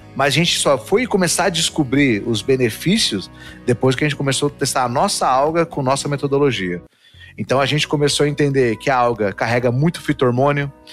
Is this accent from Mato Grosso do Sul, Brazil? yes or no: yes; Dourados, Mato Grosso do Sul, Brazil; nasci no Mato Grosso do Sul, interior do Mato Grosso do Sul, então interior do interior, lá em Dourados